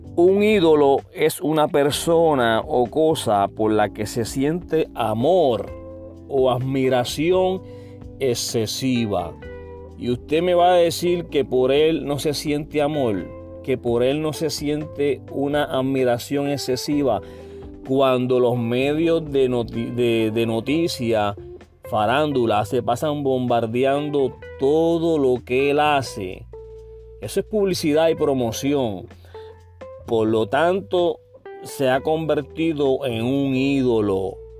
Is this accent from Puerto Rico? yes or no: yes; Puerto Rico; yo soy puertorriqueño